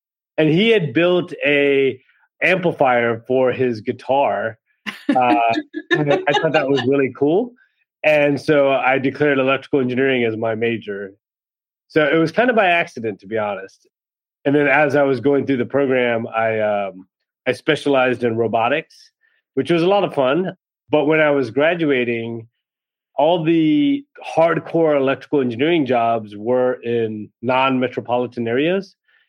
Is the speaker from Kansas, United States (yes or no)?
no; south of Richmond, Southern Virginia, United States; I grew up in Southern Virginia and south of Richmond, which is basically where the South starts